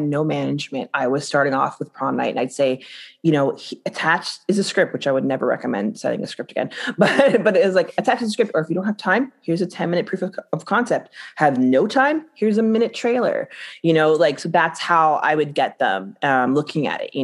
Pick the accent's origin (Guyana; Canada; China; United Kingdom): Guyana; I'm Guyanese